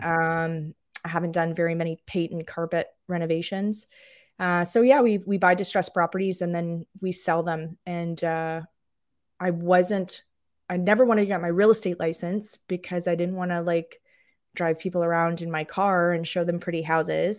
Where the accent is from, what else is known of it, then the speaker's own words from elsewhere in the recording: just outside of Toronto, Ontario, Canada; moved away as an adult; now in Aiken, United States; I grew up just outside of Toronto